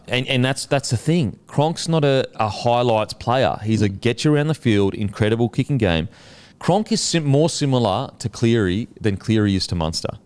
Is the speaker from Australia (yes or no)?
yes; Queensland, Australia; as a Queenslander